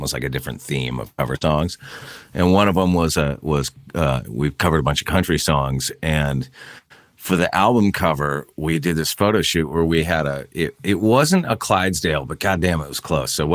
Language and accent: English; Santa Barbara, California, United States; moved away; I grew up in Santa Barbara